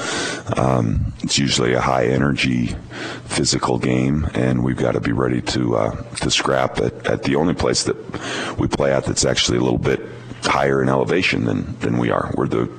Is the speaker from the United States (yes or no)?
yes; Montana, United States; I came from Montana, probably small town kid mentality.